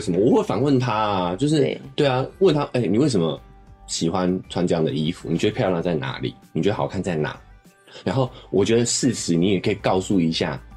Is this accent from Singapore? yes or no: no; Taiwan; 我们台湾人